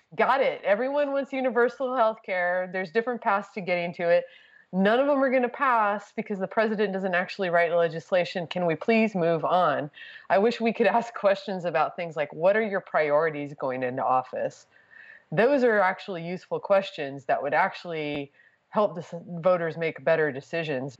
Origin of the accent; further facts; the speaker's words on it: Texas, United States; moved away as an adult; now in New York, United States; I grew up in Texas. I lived in Texas till I was 32.